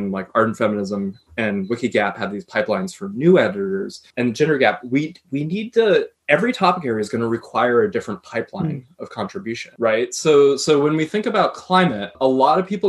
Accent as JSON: {"language": "English", "country": "United States", "said": "I come from the United States"}